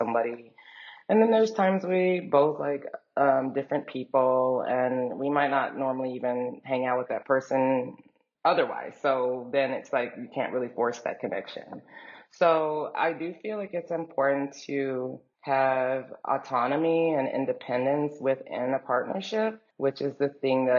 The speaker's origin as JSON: {"language": "English", "town": "Dallas", "region": "Texas", "country": "United States", "tie": "born or raised there", "also_born_or_lived": "New York", "moved": "as an adult", "said": "I was growing up in Texas"}